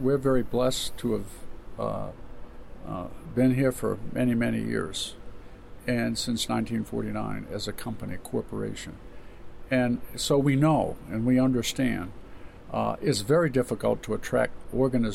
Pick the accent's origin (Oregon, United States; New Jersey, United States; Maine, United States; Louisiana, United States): Maine, United States; Caribou; I was born in Caribou